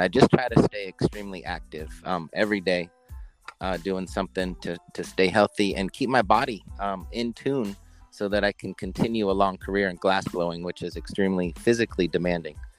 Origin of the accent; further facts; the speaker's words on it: Oregon, United States; a young person growing up in Oregon